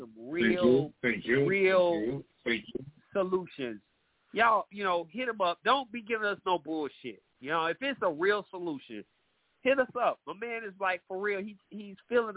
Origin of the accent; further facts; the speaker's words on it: Atlanta, Georgia, United States; my hometown, Atlanta